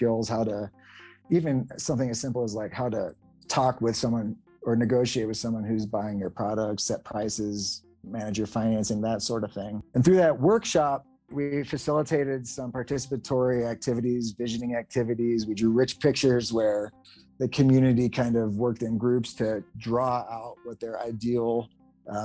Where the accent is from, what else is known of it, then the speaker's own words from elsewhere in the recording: United States; we're white males from the United States